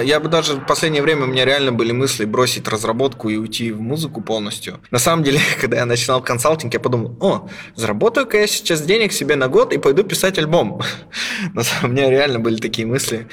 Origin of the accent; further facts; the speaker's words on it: Krasnoyarsk, Krasnoyarsk Krai, Russia; moved away as an adult; now in Berlin, Germany; Я вот из маленького города, ну, как маленький миллионник, Красноярск